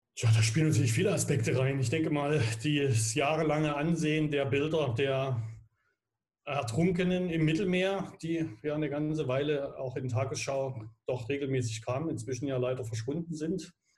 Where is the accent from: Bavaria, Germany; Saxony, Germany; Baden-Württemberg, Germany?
Saxony, Germany; Dresden; wir Grad als Dresdner